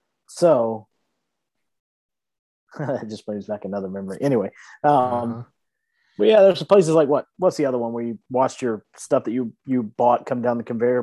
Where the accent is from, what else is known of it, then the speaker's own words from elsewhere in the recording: Georgia, United States; That was my hometown. That was my home mall for a long time.